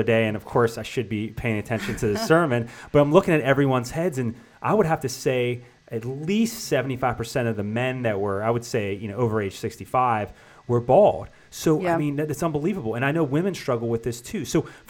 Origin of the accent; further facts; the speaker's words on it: Youngstown, Ohio, United States; moved away; I was back from Youngstown, Ohio, and my graduating 97 class